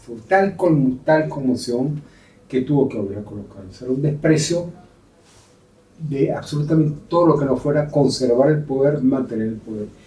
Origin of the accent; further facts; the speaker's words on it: Venezuela; moved away as an adult; now in Spain; como venezolano